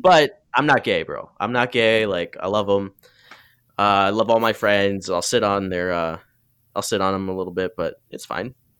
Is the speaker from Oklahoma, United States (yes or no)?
no; Muskegon, Michigan, United States; growing up in Muskegon, there's a lot of racism there